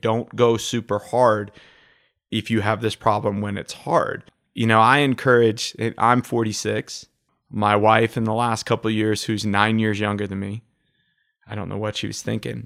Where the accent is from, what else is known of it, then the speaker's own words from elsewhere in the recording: Utica, New York, United States; I grew up in Utica, New York